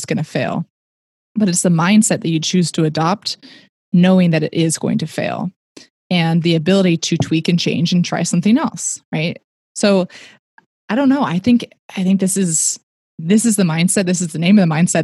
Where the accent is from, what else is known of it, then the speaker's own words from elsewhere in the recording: Silicon Valley, California, United States; I grew up in the Silicon Valley